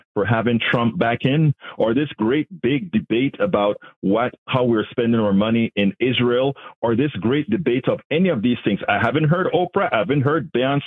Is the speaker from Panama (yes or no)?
yes; Panama; now in United States; I'm from Panama